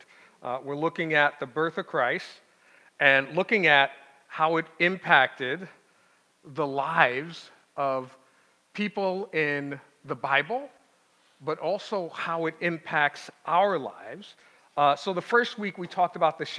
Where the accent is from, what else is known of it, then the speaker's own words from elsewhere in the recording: New York City, New York, United States; now in Pittsburgh, United States; Born and raised in New York City